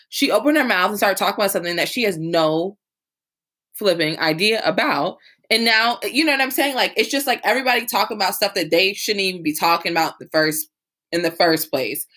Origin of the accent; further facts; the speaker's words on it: the South, United States; growing up in the South and going to a predominantly Southern university